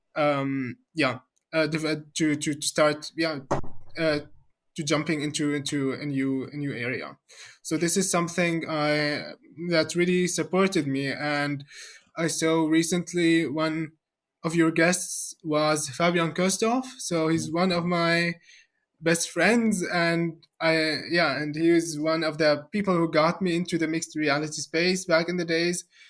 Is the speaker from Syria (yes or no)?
yes; Syria; moved away as an adult; now in Germany; I'm personally from, from Syria